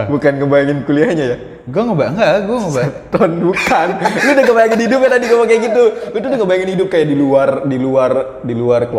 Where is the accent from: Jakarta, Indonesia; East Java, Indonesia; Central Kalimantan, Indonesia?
Jakarta, Indonesia; lu nyasih nyerempet kota gue tuh di ujung di tempat hmm. orang pemakaman deket Pondok Ranggon